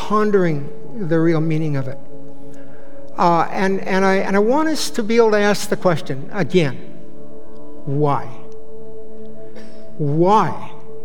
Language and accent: English; Bay Area, California, United States; I grew up in the Bay Area